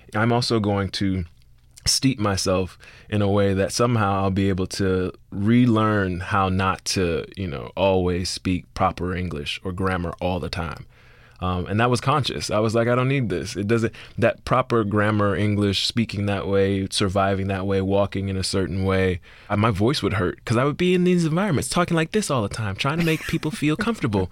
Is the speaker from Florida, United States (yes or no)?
yes; Miami, Florida, United States; moved away; I'm from Liberty City